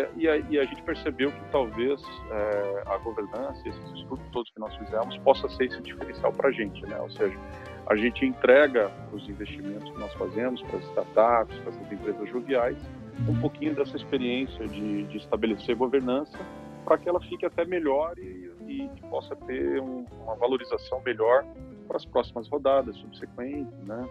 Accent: Curitiba, Paraná, Brazil; um curitibano, onde faz frio

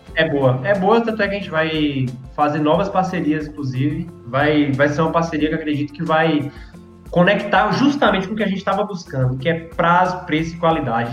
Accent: Vitória da Conquista, Bahia, Brazil; Sou aqui de Vitória da Conquista, Bahia.

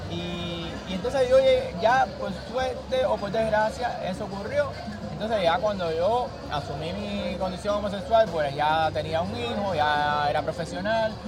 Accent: Cuba

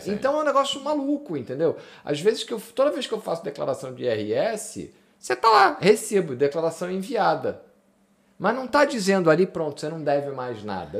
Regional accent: Rio de Janeiro, Brazil; now in Porto, Portugal; eu venho do Rio

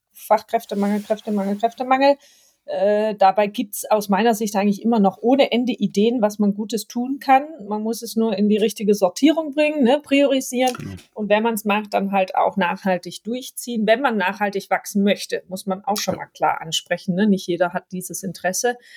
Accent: Stuttgart area, Baden-Württemberg, Germany; accent: Swabian; ich bin ja Schwabe, erstmal ein Baden-Württemberg-Kind, deswegen Schwäbisch und Hochdeutsch äh, trifft man bei mir per se an. Ich komme aus der Ecke rund um Stuttgart

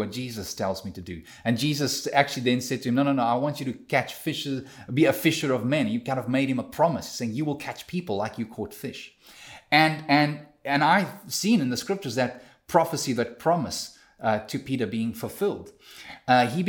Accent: South Africa; now in Canada; me as a South African living in Canada

